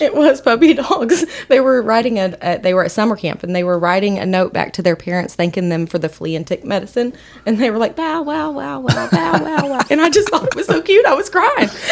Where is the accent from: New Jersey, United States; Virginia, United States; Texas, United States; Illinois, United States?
Texas, United States; Possum Kingdom Lake; moved away as an adult; also born or lived in Austin, Texas / Bristow, Oklahoma; I was raised at a little town called Possum Kingdom Lake, Texas